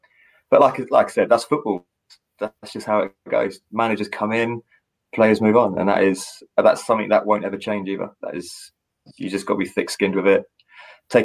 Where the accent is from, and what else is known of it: Bournemouth, South West England, United Kingdom; born or raised there